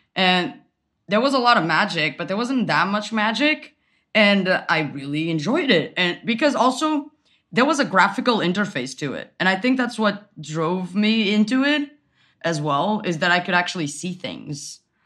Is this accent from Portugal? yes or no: yes; Portugal; moved away as an adult; now in Berlin, Germany; I am from Portugal. I moved to Berlin last year.